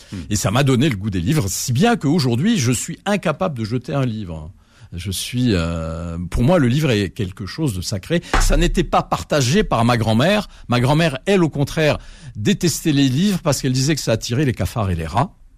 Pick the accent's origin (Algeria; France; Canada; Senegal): Algeria; Algiers, Algiers Province; chez moi à Alger. Euh, dans, l'appartement familial